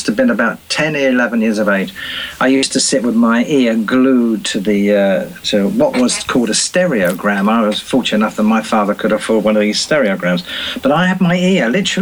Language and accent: English; Brighton, South East England, United Kingdom; my hometown of Brighton.